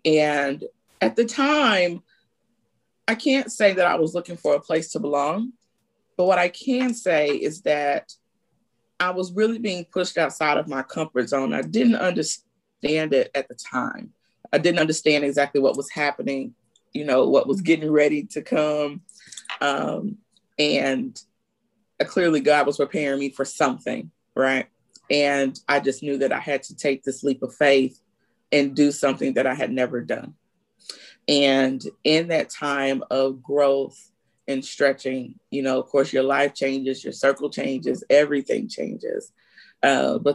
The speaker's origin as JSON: {"language": "English", "town": "Dallas", "region": "Texas", "country": "United States", "tie": "born or raised there", "said": "I am a down-home Southern Texas girl born and raised in Dallas"}